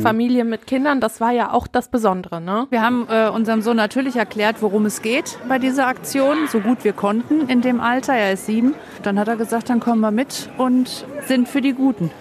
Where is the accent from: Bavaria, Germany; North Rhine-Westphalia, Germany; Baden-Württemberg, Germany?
North Rhine-Westphalia, Germany; Herne; wir kommen ursprünglich nämlich aus Herne